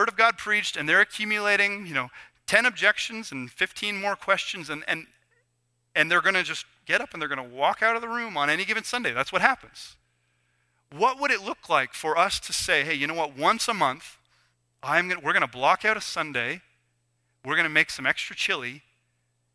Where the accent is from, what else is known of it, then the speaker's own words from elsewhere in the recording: Canada; we're Canadian, you know, and we're a bit awkward.